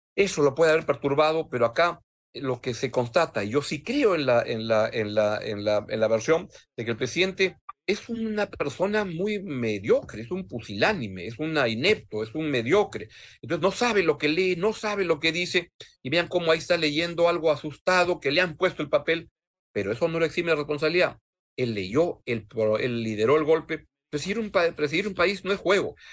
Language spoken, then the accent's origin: Spanish; Peru; En el Perú